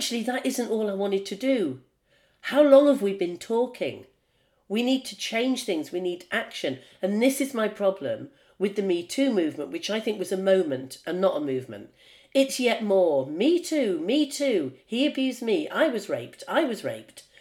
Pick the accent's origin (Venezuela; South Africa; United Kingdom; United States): United Kingdom; I'm a Brit